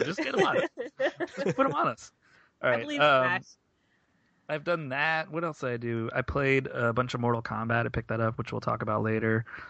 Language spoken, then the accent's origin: English; Tampa, Florida, United States; I'm from Tampa.